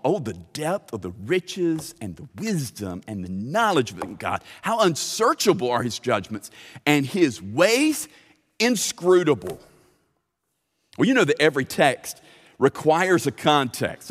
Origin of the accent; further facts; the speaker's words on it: Lithia Springs, Central Florida, United States; I grew up swimming in Lithia Springs